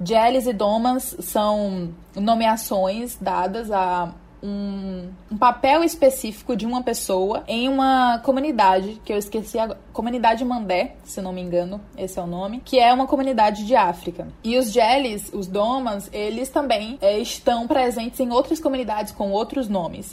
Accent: Teresina, Piauí, Brazil; nascida e criada em Teresina, Piauí

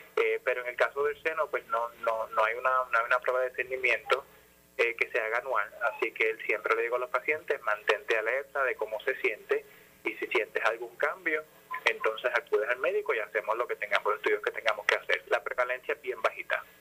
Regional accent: Ponce, Puerto Rico; moved away as an adult; also born or lived in United States; yo soy, yo soy de Ponce, nací en Ponce, viví en Jardines del Caribe

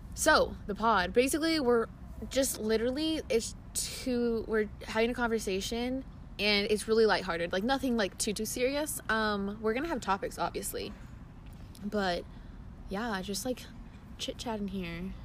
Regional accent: Arizona, United States; also born or lived in Nevada; I was born in Arizona. I moved to Nevada came back to Arizona, and now I'm going to school in Arizona.

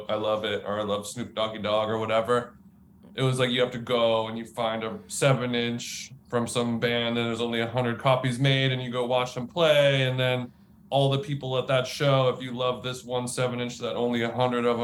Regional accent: Orange County, California, United States; I grew up in Orange County in California

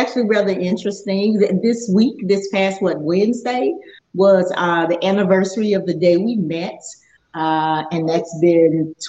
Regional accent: Houston, Texas, United States; I was from the Houston area, of course.

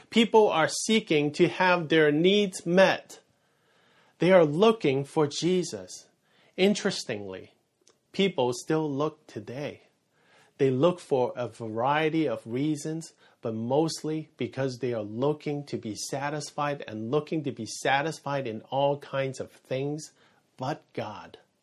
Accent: San Francisco Bay Area, California, United States; moved away; I'm from the Bay Area, and that is San Francisco Bay Area

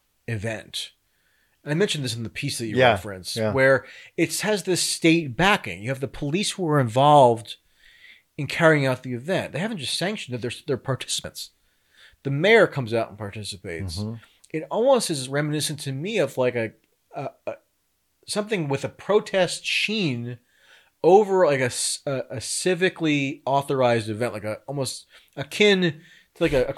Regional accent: near Bloomfield, northern New Jersey, United States; where I grew up in New Jersey, northern New Jersey, a place called Bloomfield, New Jersey

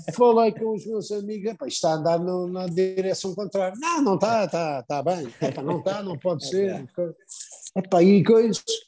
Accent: Portugal

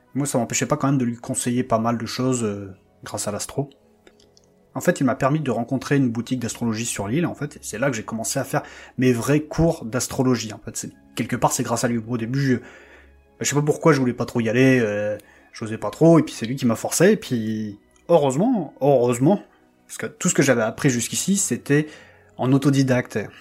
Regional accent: Lille, Hauts-de-France, France; moved away as an adult; also born or lived in Paris; je suis revenu dans ma région d'origine, à Lille

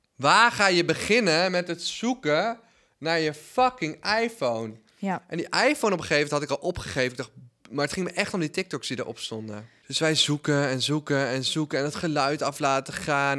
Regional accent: Netherlands; als Nederlander

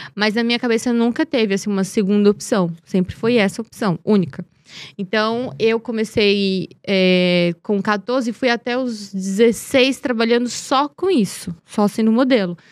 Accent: Teresina, Piauí, Brazil; Eu sou de Teresina da capital, mas minha família é do interior de União, que é uma cidade próxima a Teresina, 80 quilômetros de Teresina. E foi onde eu cresci, né? Meu pai, meu pai veio da, do interior, então cresci na, na capital

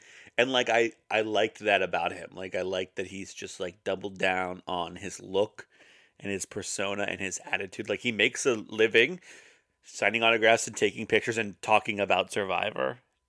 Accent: Roanoke, Virginia, United States; Danville, right up the road from where I grew up in Roanoke, Virginia.

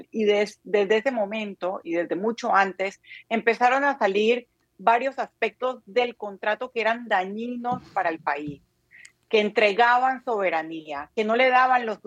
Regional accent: Panama; yo como ciudadana panameña espero hoy del presidente de la República

